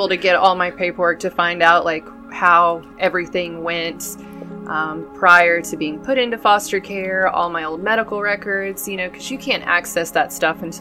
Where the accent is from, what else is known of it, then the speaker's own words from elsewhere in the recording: Dallas, Texas, United States; born there; I was born in Dallas, and they had apparently lived in Burnet, Texas, and they took me back home with them.